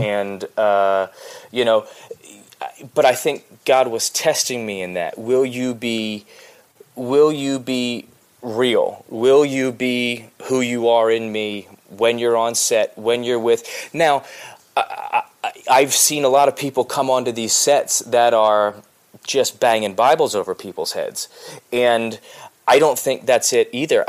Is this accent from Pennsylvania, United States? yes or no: yes; outside of Philadelphia, Pennsylvania, United States; moved away as an adult; also born or lived in Los Angeles, United States / the South, United States; I was born outside of Philadelphia and raised there